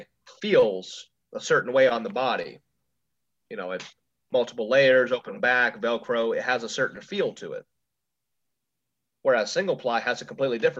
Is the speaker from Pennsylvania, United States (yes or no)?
no; Ohio, United States; moved away; my hometown, like it was in Cleveland, which was an hour from where I used to live up there in Ohio